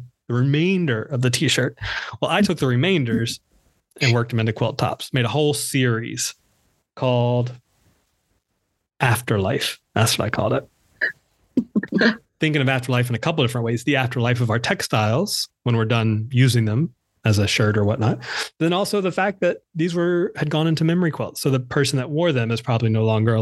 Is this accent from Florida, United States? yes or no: no; North Carolina, United States; moved away as an adult; now in Brooklyn, New York, United States; my home state of North Carolina